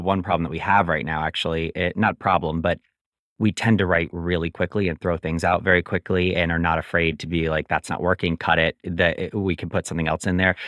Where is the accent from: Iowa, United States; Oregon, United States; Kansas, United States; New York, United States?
New York, United States; just outside of Albany, upstate; also born or lived in Williamsburg, Brooklyn; now in New York City, United States; I'm originally from upstate New York, just outside of Albany, New York, and I've lived in Williamsburg, Brooklyn for the last fifteen